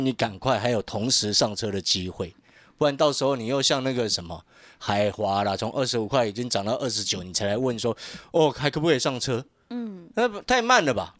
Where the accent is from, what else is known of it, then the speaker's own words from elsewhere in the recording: Taiwan; 因为我们是身在台湾